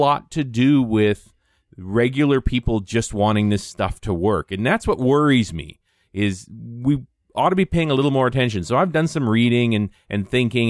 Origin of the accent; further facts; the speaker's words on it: Canada; I'm a Canadian